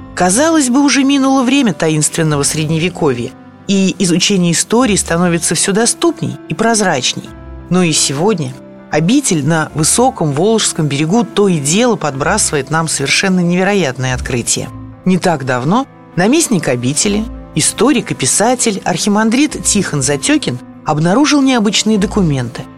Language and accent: Russian; Nizhny Novgorod, Nizhny Novgorod Oblast, Russia; как коренной нижегородке